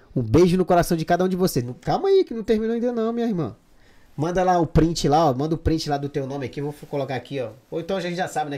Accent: Pará, Brazil; now in Madrid, Spain; Porque eu sou paraense, né? Lá do norte.

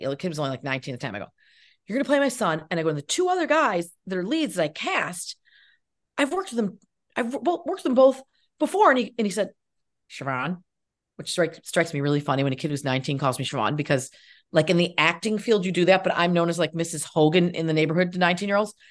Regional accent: Cazenovia, New York, United States; near where I grew up in, I grew up in Casanova

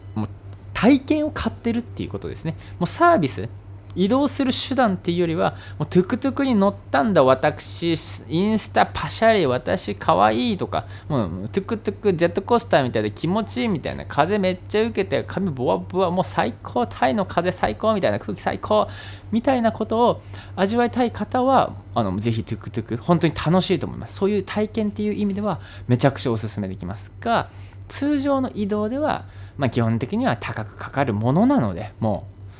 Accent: Japan; moved away as an adult; now in Thailand

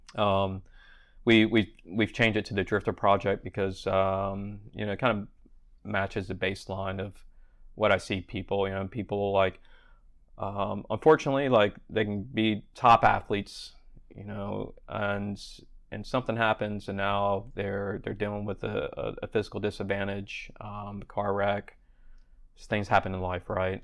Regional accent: Charleston, South Carolina, United States; moved away as an adult; also born or lived in Vail, Colorado / Colorado Springs, Colorado; I'd moved back to my hometown in Charleston, South Carolina.

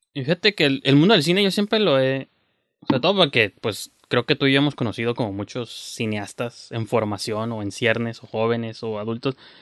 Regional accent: Mexico; como mexicanos, que es un país ultra conservador

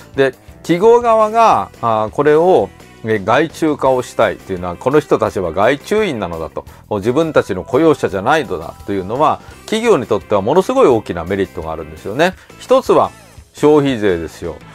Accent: Kyoto, Japan; この京都にいて

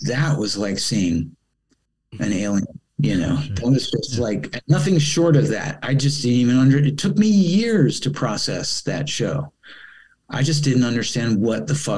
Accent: Rockville, Maryland, United States; moved away as an adult; also born or lived in Los Angeles, United States / Italy; I'm coming from Rockville, Maryland, which is only like, you know, 20 minutes drive away

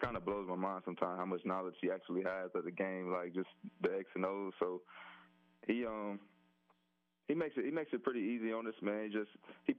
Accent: Pensacola, Florida, United States; I'm from Pensacola

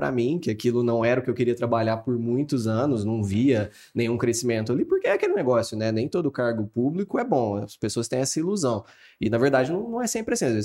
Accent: Franca, São Paulo, Brazil; Sou de Franca, então nasci aqui, criado aqui em Franca, família toda trabalhando com sapato a vida inteira, então tô, tô dentro desse contexto francano

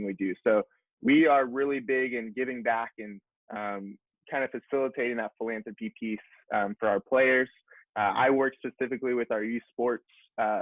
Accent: Houston, Texas, United States; I'm from Houston, Texas

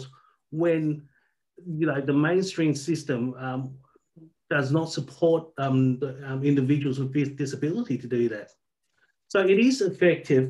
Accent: Albany, Western Australia, Australia; also born or lived in Southeast Asia; now in Perth, Australia; I grew up in Albany, actually, a town down south.

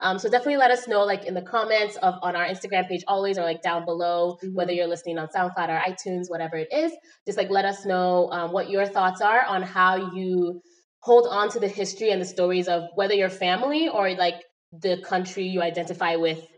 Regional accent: Nigeria; And I'm Nigerian, so there's lots of Nigerians in the area.

